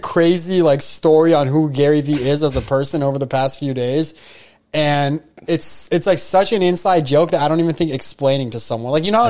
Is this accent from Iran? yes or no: yes; Iran; I'm from Iran.